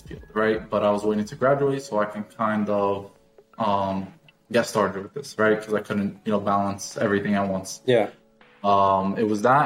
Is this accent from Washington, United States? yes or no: no; New York, United States; moved away as an adult; now in Fort Lauderdale, United States; I'm 23 years old and I am from New York.